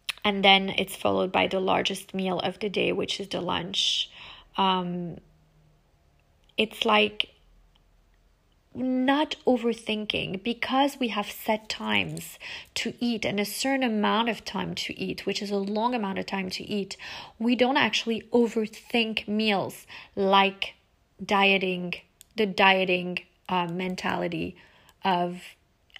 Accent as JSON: {"language": "English", "country": "France", "also_born_or_lived": "United States", "said": "we French people never let our kids eat from the children's menu"}